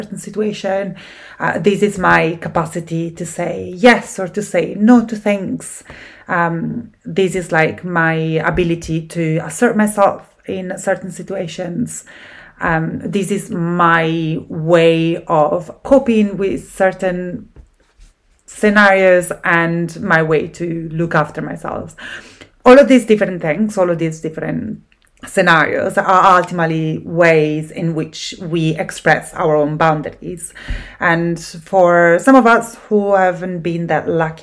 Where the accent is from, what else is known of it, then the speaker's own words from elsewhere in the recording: Italy; accent: Italian; English is a second language; now in Scotland, United Kingdom; I'm Italian, as my accent gives away. I live in Scotland at the moment